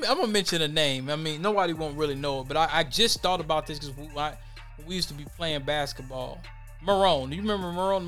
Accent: Minneapolis, Minnesota, United States; growing up in the West Bank

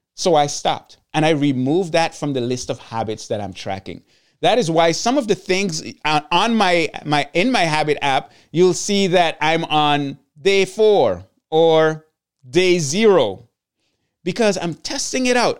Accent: Sint Maarten; I'm from Saint Martin, and I'm from the Dutch side of Saint Martin

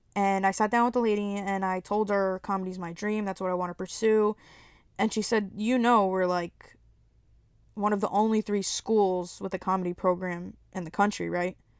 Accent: Elizabeth, New Jersey, United States; I'm a comedian from Elizabeth, New Jersey, nine oh eight

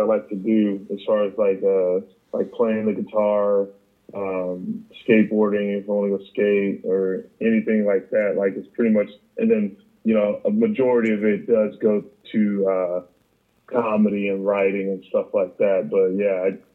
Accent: Mesa, Arizona, United States; moved away; how the hell did I live here?

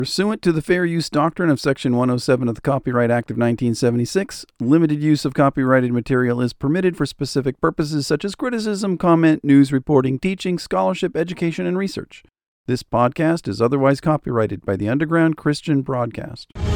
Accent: United States; as an American

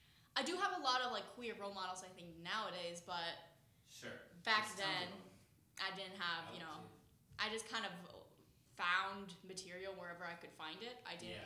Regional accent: rural Illinois, United States; I grew up in rural right Illinois.

